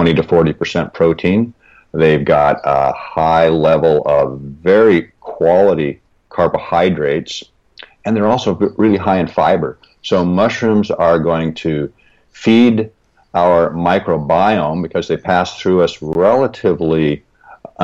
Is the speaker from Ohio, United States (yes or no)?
no; Seattle, Washington, United States; I was born and raised in the Pacific Northwest in the Seattle area.